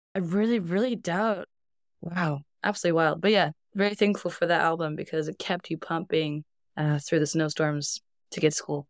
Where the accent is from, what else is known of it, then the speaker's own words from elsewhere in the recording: Iceland; moved away as an adult; also born or lived in Northern California, United States / Reykjavik, Iceland / Brighton, United Kingdom; I grew up in California, I'm Icelandic, but the first decade of my life was in beautiful, sunny Northern California. And my parents decided to uproot us and move us back home to Iceland when I was ten